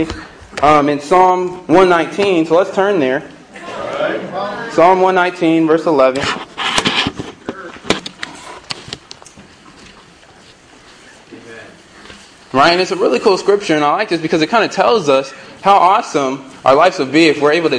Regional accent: Pasadena, California, United States; also born or lived in Long Beach; I'm from Pasadena, and moved back here after I graduated

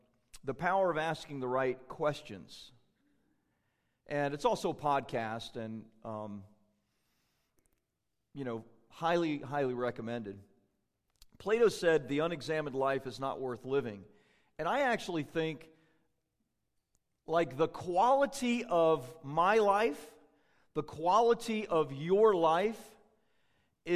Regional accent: Florida, United States; now in California, United States; I grew up in Florida

